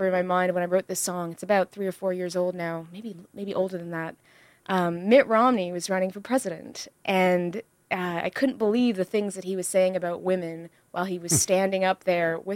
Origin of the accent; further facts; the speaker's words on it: Ottawa, Ontario, Canada; moved away as an adult; now in Toronto, Canada; I live in Toronto, and I grew up in the Ottawa